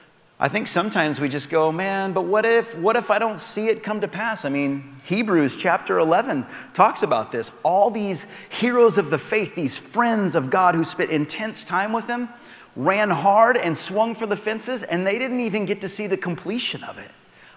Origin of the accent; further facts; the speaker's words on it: Soapstone, United States; where I grew up outside of Palmer was a place called Soapstone